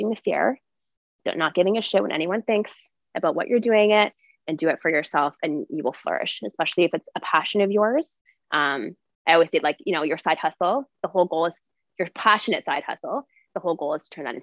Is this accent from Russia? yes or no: no; Ontario, Canada; I grew up in Ontario